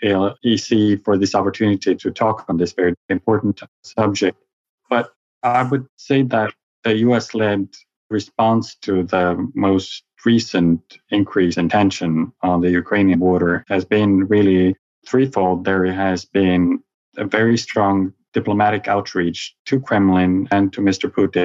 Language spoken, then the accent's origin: English; Estonia